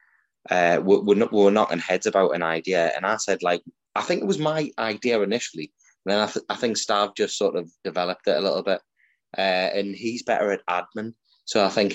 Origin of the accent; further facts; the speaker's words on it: Newcastle upon Tyne, North East England, United Kingdom; accent: Geordie; I'm from Newcastle